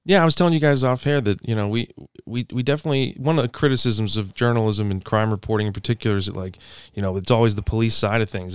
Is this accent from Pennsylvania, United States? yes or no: no; Anne Arundel County, outside of Annapolis, Maryland, United States; I'm from Anne Arundel County, outside of Annapolis